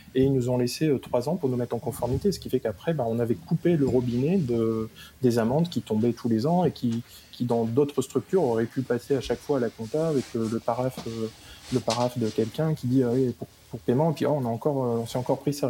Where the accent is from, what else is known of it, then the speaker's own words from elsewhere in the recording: the North, Hauts-de-France, France; je suis un babache, je viens du Nord